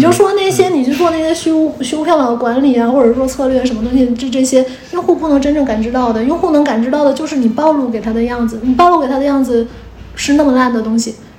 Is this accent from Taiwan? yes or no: no; Dandong and Shenyang, Liaoning, China; moved away; also born or lived in Beijing / Hangzhou; 我小时候的话，其实是，嗯，也有点纠定说，把就是丹东沈阳两两地在跑，嗯。然后所以我没有在任何一个地方待超过十几年这个样子。但我在北京已经待十五年了